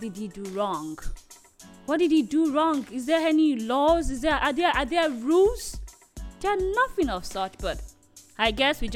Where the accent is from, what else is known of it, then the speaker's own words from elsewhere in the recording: Nigeria; As a Nigerian